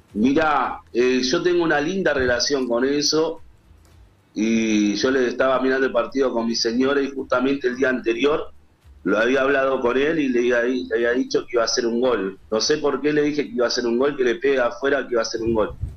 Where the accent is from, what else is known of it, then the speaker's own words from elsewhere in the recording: San Martín, Buenos Aires Province, Argentina; son de acá de San Martín y, yo también soy de San Martín